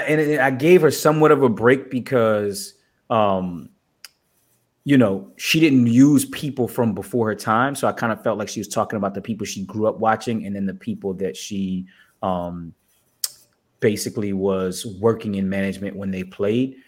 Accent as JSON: {"language": "English", "country": "United States", "said": "we as the American people"}